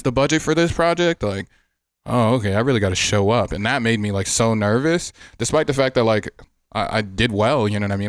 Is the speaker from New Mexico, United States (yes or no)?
no; Miami, Florida, United States; also born or lived in Atlanta; now in Las Vegas, United States; I'm from Miami. Growing up as a kid, I always liked the Dolphins